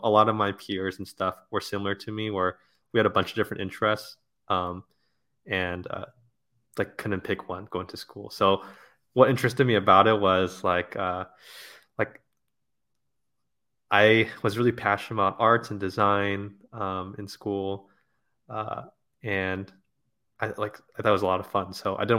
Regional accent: La Crescenta, California, United States; Yeah, I was born somewhere like in Hollywood or something like that, and then have grown up in La Crescenta, suburb of LA, my whole life. So went to school at USC, still live out in Los Angeles, so haven't left the city.

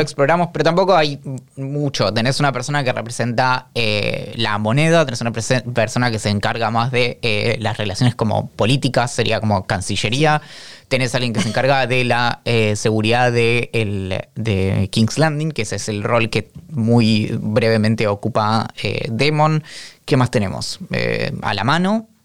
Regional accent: Bariloche, Río Negro, Argentina; yo soy nacido y criado en Bariloche

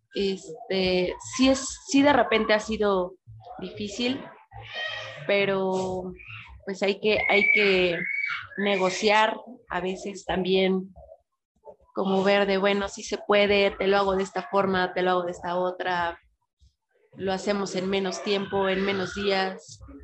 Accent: northern border, Mexico; now in Puebla, Mexico; vivía en la frontera

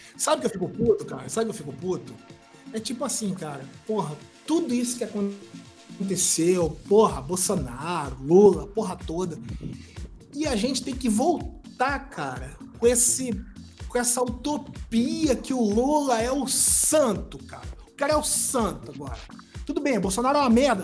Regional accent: Brazil; a gente como brasileiro

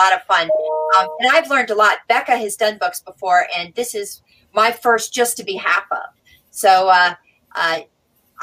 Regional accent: Virginia, United States; I grew up in Virginia

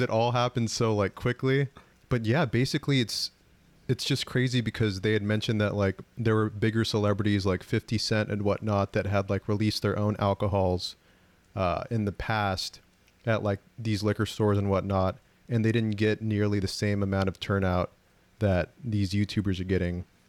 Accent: San Jose, California, United States; I'm from San Jose

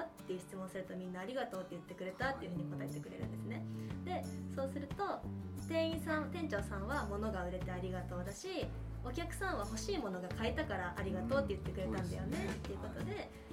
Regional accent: Tomakomai, Hokkaido, Japan; 私も苫小牧です。

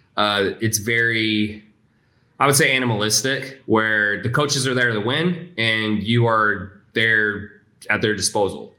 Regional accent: Houston, Texas, United States; also born or lived in Salt Lake City, Utah; And then we moved to Houston

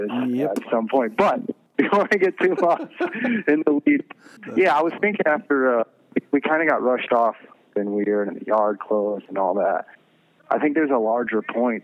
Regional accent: the South, United States; I'm an American, but I grew up in the South

